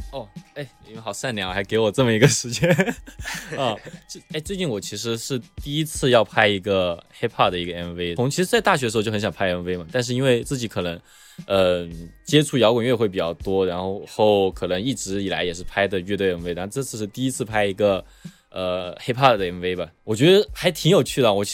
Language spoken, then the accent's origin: Chinese; Chengdu, Sichuan, China; now in United States; 原来我听纯粹是出于我是成都人这一点，就是呃，如果是成都人就会喜欢听成一些成都的说唱，你懂吗？